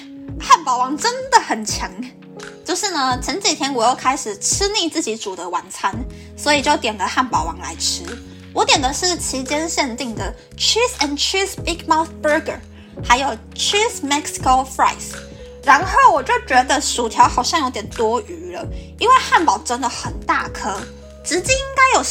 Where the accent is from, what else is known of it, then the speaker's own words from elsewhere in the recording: Taiwan; 身为台湾人，我真的觉得我好幸福哟。